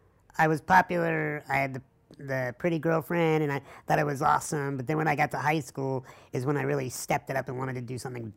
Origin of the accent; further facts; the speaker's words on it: La Grange, Illinois, United States; Started in a hospital room in LaGrange, Illinois, which is outside of Chicago